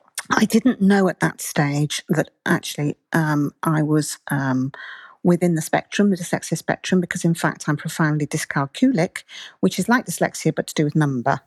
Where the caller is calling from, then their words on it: Andalusia, Spain; fine, and I'm talking to you from southern Spain.